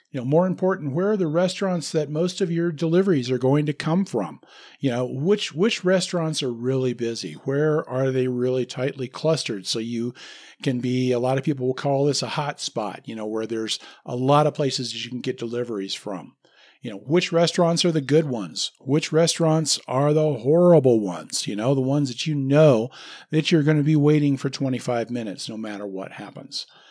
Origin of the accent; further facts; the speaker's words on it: Lincoln, Nebraska, United States; moved away; I grew up in Lincoln, Nebraska